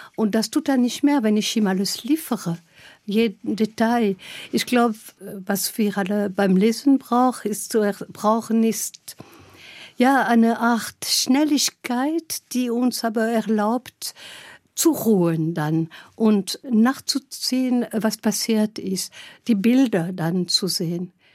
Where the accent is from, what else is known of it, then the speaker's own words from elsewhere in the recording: Gap, Provence-Alpes-Côte d'Azur, France; German is a second language; moved away as an adult; also born or lived in Lyon; now in Germany; ich komme aus Gap in Frankreich